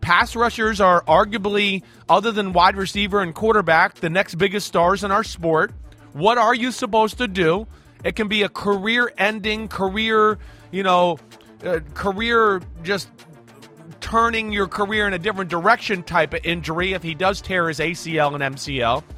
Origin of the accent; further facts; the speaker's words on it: New Jersey, United States; In Jersey, we were a bunch of meatheads.